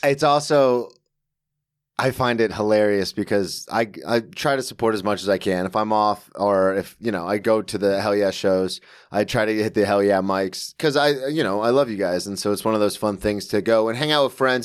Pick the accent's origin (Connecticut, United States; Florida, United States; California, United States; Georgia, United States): Florida, United States; Ormond Beach; moved away as an adult; now in New York, United States; I always say I'm from Daytona Beach, Florida, because no one knows what Ormond Beach, Florida